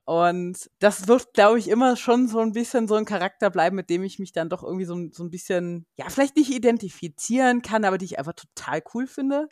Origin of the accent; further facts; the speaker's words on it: Germany; moved away as an adult; also born or lived in United States; now in Munich, Germany; ich komme zwar nicht aus dem Rheinland selber, aber zumindest so anderthalb Stunden südlich von Köln